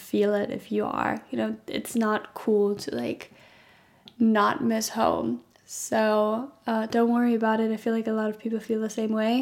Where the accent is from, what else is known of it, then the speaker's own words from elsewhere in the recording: Germany; moved away as an adult; now in Scotland, United Kingdom; I study in Scotland and I'm originally from Germany. So I'm studying abroad and I moved abroad for this as well